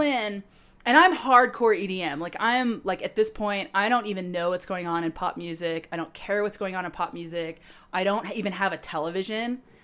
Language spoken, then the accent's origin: English; Napa Valley, California, United States; also born or lived in Orange County, California; I've been born and raised in Napa Valley.